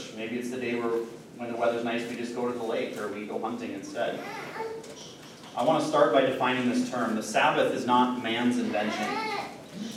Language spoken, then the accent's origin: English; Midwest, United States; as a Midwesterner